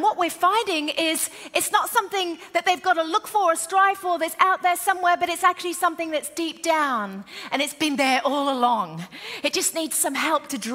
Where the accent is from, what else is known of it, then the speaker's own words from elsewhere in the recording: United Kingdom; moved away; also born or lived in Australia; we're British.